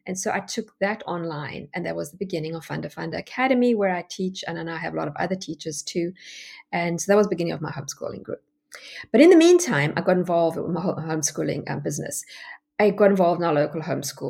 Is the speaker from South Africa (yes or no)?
yes; South Africa; moved away as an adult; now in United States; you can hear from my accent that I'm not American. Well, I am American. I have my American citizenship now, but I actually come from South Africa